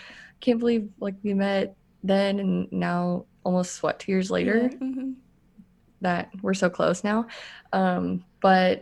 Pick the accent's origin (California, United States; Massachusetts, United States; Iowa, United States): Iowa, United States; moved away as an adult; now in Austin, United States; get away from my hometown and get away from Iowa, which is where I'm from